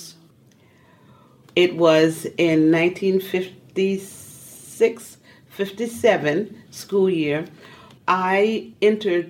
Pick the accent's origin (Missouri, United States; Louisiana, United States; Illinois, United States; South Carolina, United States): South Carolina, United States; Moncks Corner; I was born in Monk's Corner, South Carolina. I also grew up there.